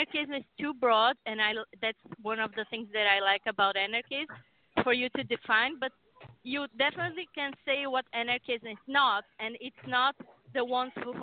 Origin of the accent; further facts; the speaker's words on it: Brazil; moved away as an adult; now in United States; I came from Brazil.